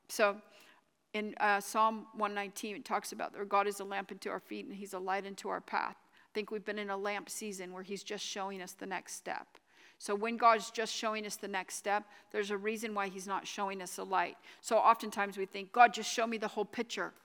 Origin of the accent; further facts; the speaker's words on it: United States; I am American